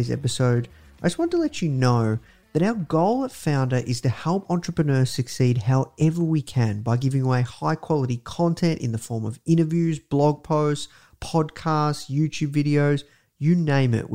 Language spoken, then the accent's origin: English; Melbourne, Victoria, Australia; coming to you from Melbourne, Australia, live, repping my hometown